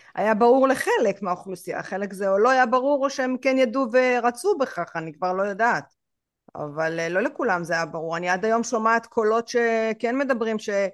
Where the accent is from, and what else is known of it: Israel